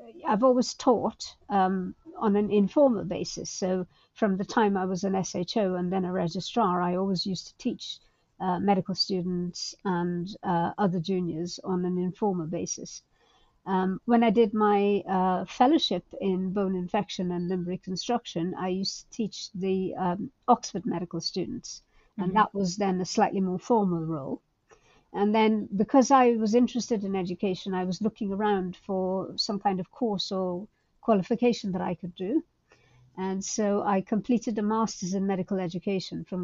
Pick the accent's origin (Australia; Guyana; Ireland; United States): Guyana; moved away as an adult; also born or lived in Calcutta, India; now in United Kingdom; I grew up in Guyana in South America, which at the time was a low income country.